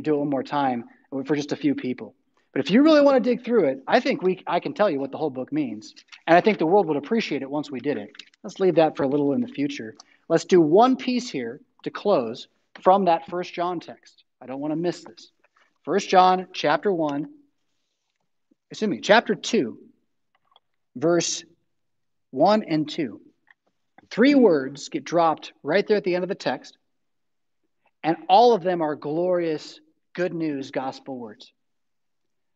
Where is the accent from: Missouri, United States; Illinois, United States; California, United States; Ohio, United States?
California, United States; moved away; I'm from California